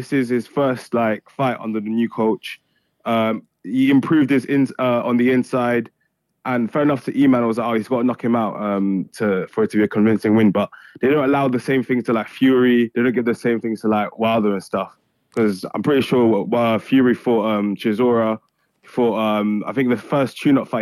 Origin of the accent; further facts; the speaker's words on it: Montpellier, Occitania, France; I'm from Montpellier, I'm from France